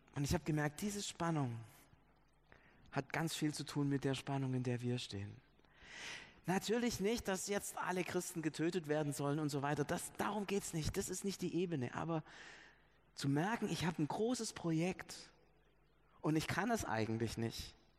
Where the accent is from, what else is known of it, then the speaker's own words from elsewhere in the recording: Stuttgart, Baden-Württemberg, Germany; wo wir herkommen als Stuttgarter und wo auch die geistlichen Wurzeln unserer Stadt liegen